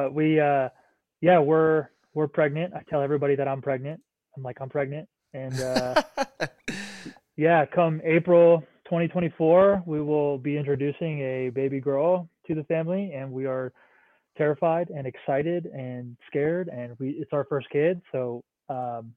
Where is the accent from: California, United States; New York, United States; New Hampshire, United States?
New Hampshire, United States; moved away as an adult; also born or lived in Washington; now in Montana, United States; I grew up in New Hampshire